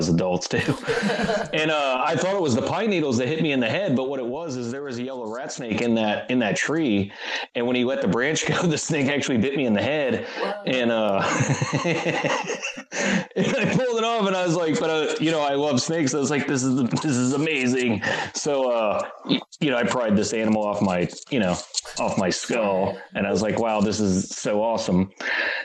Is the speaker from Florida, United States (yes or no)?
yes; Florida, United States; moved away; I grew up in Florida originally